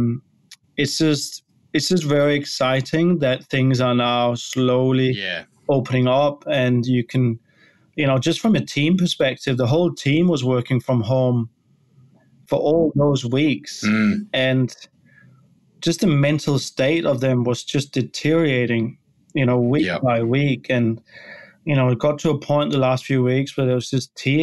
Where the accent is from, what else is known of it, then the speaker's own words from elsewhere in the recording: Denmark; now in Australia; I'm from Denmark originally